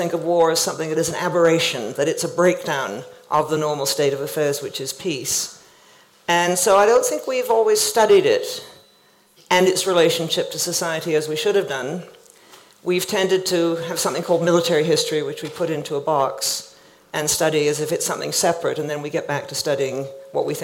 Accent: Canada; I grew up in Canada

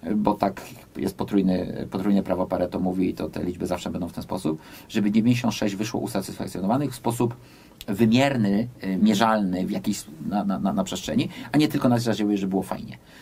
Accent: United States; moved away; ja też się wychowałem w Stanach Zjednoczonych

